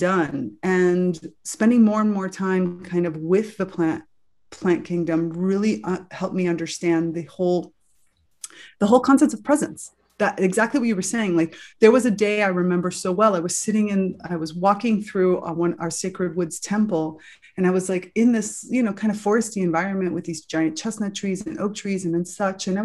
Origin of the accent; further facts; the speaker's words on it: South Florida, United States; I grew up in South Florida, you know, lots of beach, lots of sun